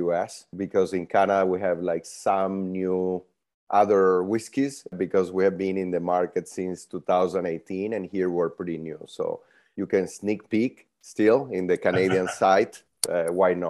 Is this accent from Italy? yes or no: yes; Italy; moved away as an adult; also born or lived in Venezuela / Kelowna, British Columbia; now in San Francisco, United States; I'm Venezuelan born. I grew up in Italy.